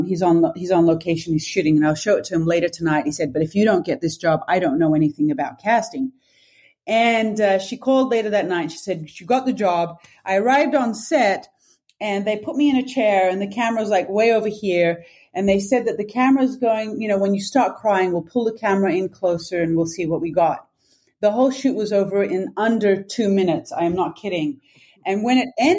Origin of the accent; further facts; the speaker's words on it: Sydney, New South Wales, Australia; moved away as an adult; also born or lived in Turkey / London; I was born and raised in Australia and then moving to Turkey at that age.